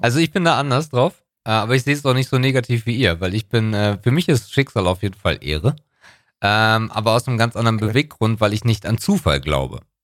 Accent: Northern Germany, Germany; bei uns im Norden heißt das Jahrmarkt und nicht Kirmes

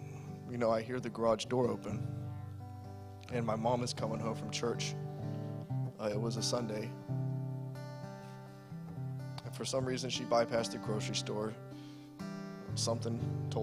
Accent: Savannah, Georgia, United States; moved away as an adult; now in Massachusetts, United States; I'm from Savannah, Georgia

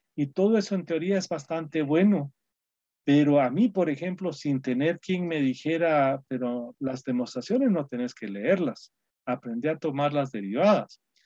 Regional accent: Guatemala; moved away as an adult; now in United States; mis compatriotas chapines

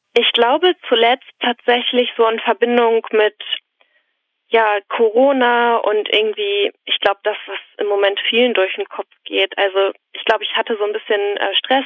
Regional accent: Oldenburg, Lower Saxony, Germany; moved away as an adult; now in Halle, Germany; Aus Oldenburg, Niedersachsen

